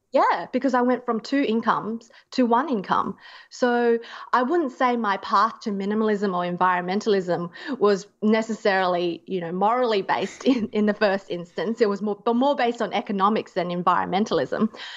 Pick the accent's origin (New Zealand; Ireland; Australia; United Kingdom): Australia; being an Australian.